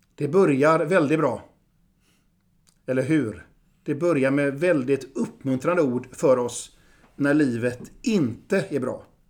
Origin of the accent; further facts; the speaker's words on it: Gothenburg, Västra Götaland, Sweden; also born or lived in Vilhelmina (Southern Sami ancestry); Jag är göteborgare